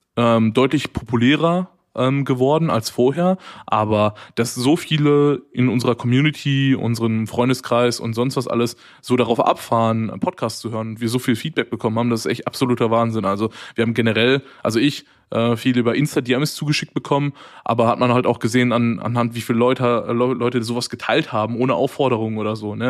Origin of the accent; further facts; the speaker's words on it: Waltrop, North Rhine-Westphalia, Germany; now in Cologne, Germany; ich komme ja eigentlich aus der Nähe von Dortmund. Das, sind, das nennt sich Waltrop.